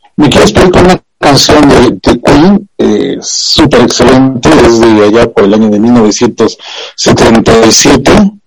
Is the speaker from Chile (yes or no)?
no; Mexico